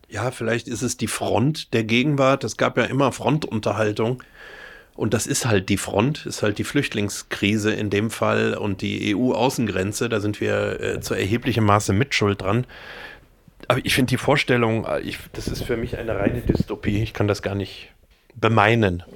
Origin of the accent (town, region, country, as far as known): Düsseldorf, North Rhine-Westphalia, Germany; born or raised there; moved away; also born or lived in Meerbusch / Munich